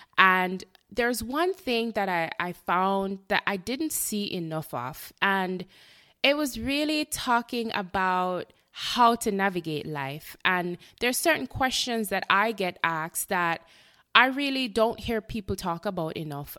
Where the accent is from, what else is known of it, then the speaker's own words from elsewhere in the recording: Jamaica; moved away as an adult; now in Florida, United States; I am a Jamaican born, um, resident of Florida, the United States